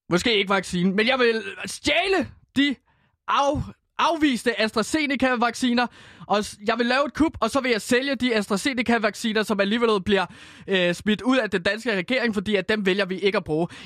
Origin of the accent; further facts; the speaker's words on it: Denmark; Det er svensk, og jeg er dansker.